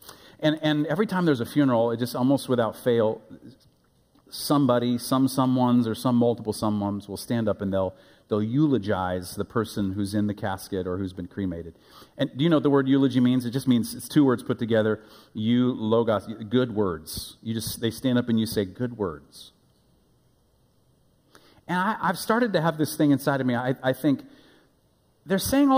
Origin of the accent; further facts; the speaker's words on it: Omaha, Nebraska, United States; also born or lived in Africa; now in Wichita, United States; When I was a boy, growing up in Omaha, Nebraska, my boyhood elementary age, young, born in Africa, moved to Nebraska in my elementary years